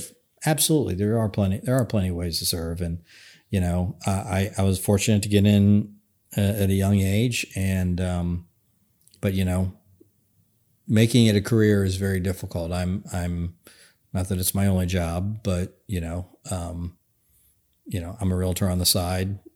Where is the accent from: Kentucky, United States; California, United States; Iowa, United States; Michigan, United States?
Kentucky, United States; Northern; I come from Northern Kentucky